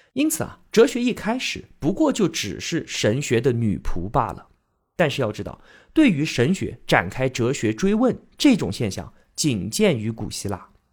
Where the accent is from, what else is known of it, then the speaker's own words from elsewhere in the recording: China; 我们中国人